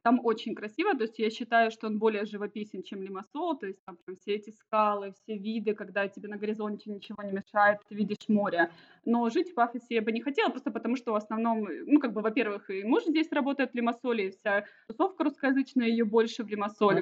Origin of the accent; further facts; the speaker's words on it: Donetsk, Donetsk Oblast, Ukraine; moved away as an adult; also born or lived in Kharkiv / Kryvyi Rih; now in Ermasoyia, Cyprus; мы вообще сами из Донецка, потом в 2014 году уехали